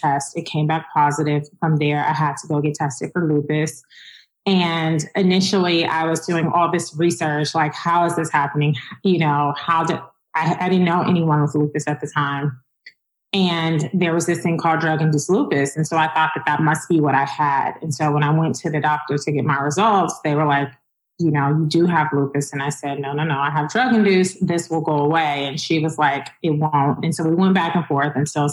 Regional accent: Chicago, Illinois, United States; moved away; also born or lived in Atlanta / Los Angeles; I'm originally from Chicago

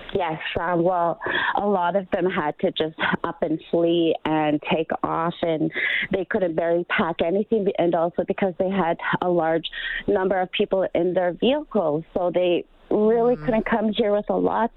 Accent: Fort Good Hope, Northwest Territories, Canada; I am from Fort Good Hope, Northwest Territories

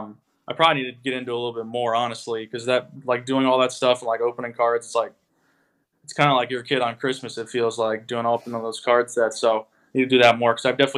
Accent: Florida, United States; moved away as an adult; also born or lived in Virginia Beach; I'm from Florida

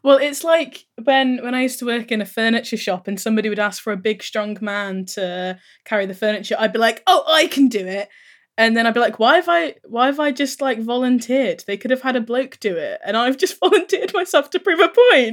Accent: Indiana, United States; I'm originally from Indiana.

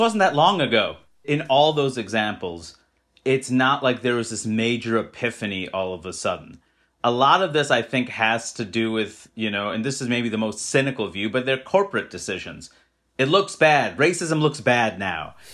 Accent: New York City, New York, United States; I grew up in Queens, New York

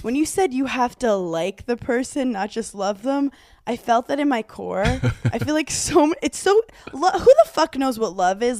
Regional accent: New York City, New York, United States; I'm such a New Yorker

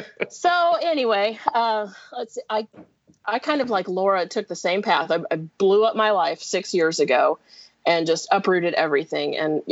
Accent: Wichita, Kansas, United States; moved away as an adult; now in Huntsville, United States; around 2013, I moved from my hometown of Wichita, Kansas, and relocated in Huntsville, Alabama, which is where I am now. I've been here for 6 years, I think.

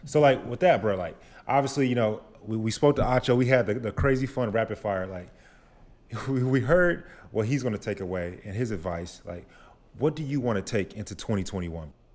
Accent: Grand Prairie, Texas, United States; now in Austin, United States; I'm from Dallas, Grand Prairie specifically.

